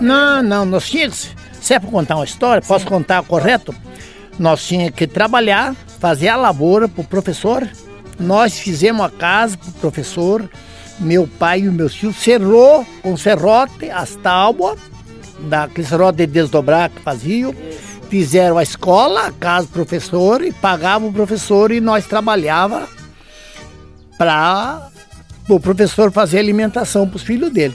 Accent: Nonoai, Rio Grande do Sul, Brazil; now in Capitão Leônidas Marques, Brazil; eu nasci num assim, lugarzinho chamado Barra Seca

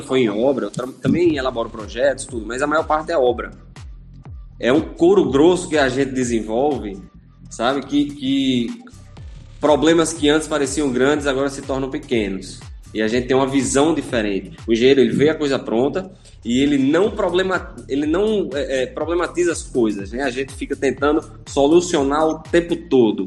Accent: Natal, Rio Grande do Norte, Brazil; sou nascido e criado aqui em Natal

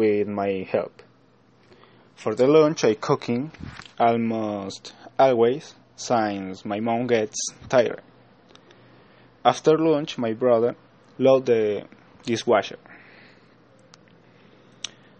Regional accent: Salta, Argentina; English is a second language; I'm from Argentina, Salta

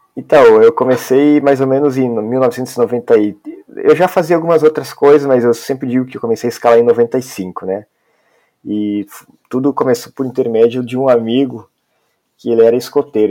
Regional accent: Ivoti, Rio Grande do Sul, Brazil; moved away as an adult; now in Espírito Santo, Brazil; eu sou gaúcho, né? Eu nasci em uma cidade chamada Ivoti

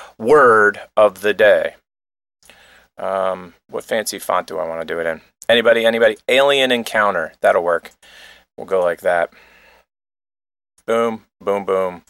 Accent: United States; we're from America

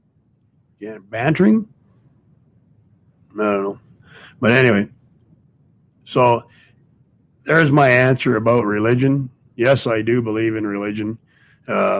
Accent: Canada; I'm Canadian, but, you know, I got a lot of family in the U.S.

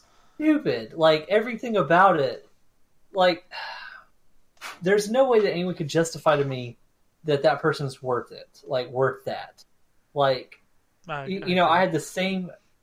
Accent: Florida, United States; What is it about growing up in Florida?

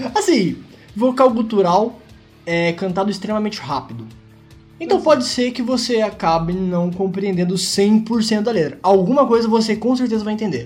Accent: Brazil

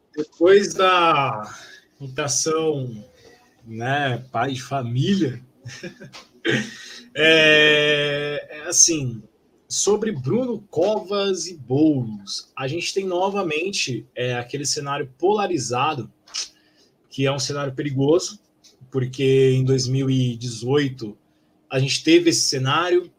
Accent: São Paulo, Brazil; eu, como paulistano

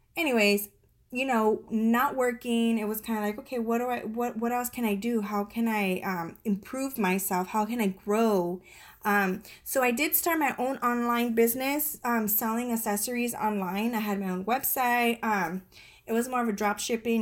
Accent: San Diego, California, United States; moved away as an adult; also born or lived in Colorado Springs, Colorado; now in Virginia, United States; we are originally from San Diego, California

